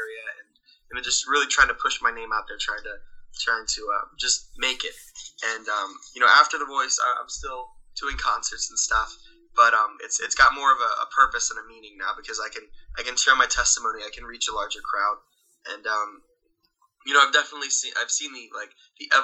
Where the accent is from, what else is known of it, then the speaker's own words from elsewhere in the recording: Williamstown, New Jersey, United States; I'm from Williamstown, New Jersey